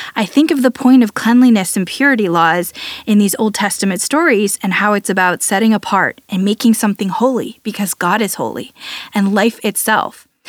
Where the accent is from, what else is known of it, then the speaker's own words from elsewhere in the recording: United States; as an American, I, I grew up in a different kind of thinking related to this.